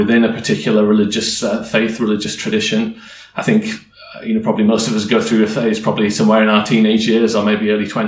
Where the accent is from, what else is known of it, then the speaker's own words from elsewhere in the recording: Yorkshire and the Humber, United Kingdom; I grew up in Yorkshire in the UK.